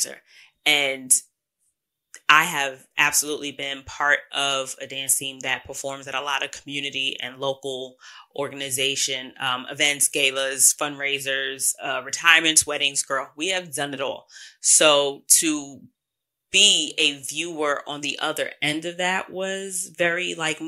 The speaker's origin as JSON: {"language": "English", "region": "New York", "country": "United States", "said": "I'm from New York"}